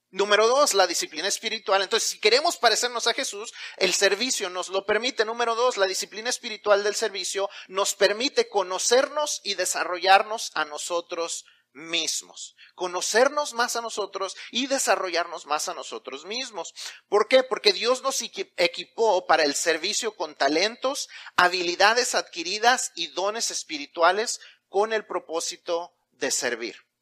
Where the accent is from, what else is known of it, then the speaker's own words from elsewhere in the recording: Mexico; Y si ya no solamente somos mexicanos, sino que somos cristianos